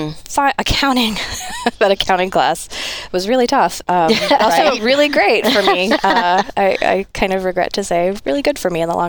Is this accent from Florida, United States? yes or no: no; Spencer, Indiana, United States; moved away as an adult; also born or lived in Carp, Indiana; now in Spokane, United States; I grew up in a small town in Indiana